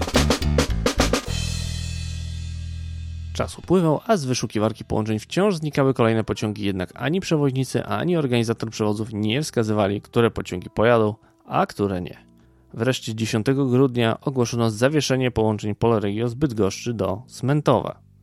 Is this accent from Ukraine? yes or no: yes; Ukraine; Polish is a second language; now in Poland; Ja sam z Ukrainy